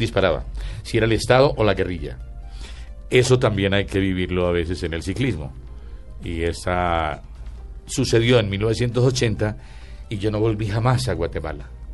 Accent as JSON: {"language": "Spanish", "region": "Antioquia", "country": "Colombia", "said": "yo soy antioqueño. Entonces quedaba muy paisa"}